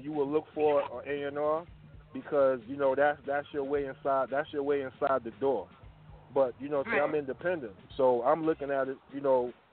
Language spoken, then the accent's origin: English; New York City, New York, United States; accent: hood twang; I'm from Brooklyn, New York